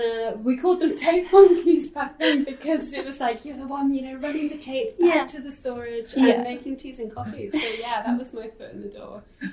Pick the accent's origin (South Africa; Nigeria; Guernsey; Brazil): Guernsey; also born or lived in Manchester; I was born in Manchester, actually, but I grew up in Guernsey in the Channel Islands. So again, like, Guernsey's such a tiny island